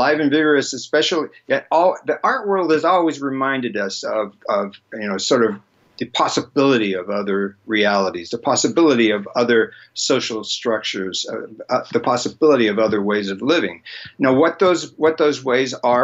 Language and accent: English; United States; I was born here, I'm sort of stuck here